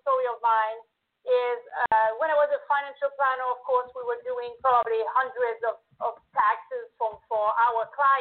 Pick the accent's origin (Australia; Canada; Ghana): Canada; accent: French-Canadian; now in United States; I'm French-Canadian, so I was in Canada